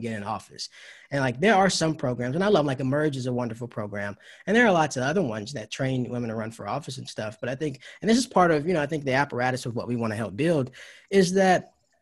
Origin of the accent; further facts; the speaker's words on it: Georgia, United States; also born or lived in North Carolina; I was born in North Carolina. And then grew up in Georgia, went to school there